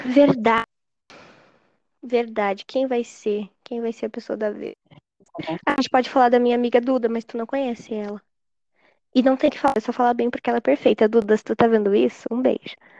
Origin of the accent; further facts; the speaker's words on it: Rio Grande do Sul, Brazil; eu sou do Rio Grande do Sul